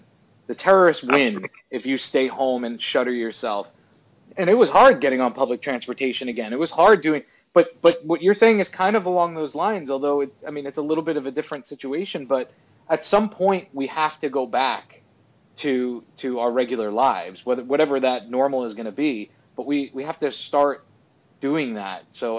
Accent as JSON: {"language": "English", "region": "New York", "country": "United States", "tie": "born or raised there", "said": "growing up in New York"}